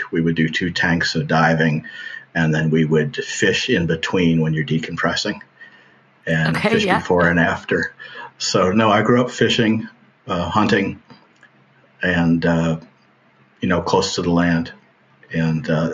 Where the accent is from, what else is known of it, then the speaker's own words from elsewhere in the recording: Florida, United States; moved away; also born or lived in Texas; I grew up in Florida on the edge of the Everglades